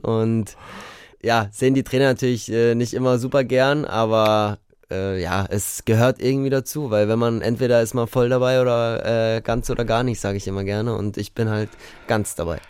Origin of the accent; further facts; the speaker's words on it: Munich, Bavaria, Germany; München ist ja meine Heimatstadt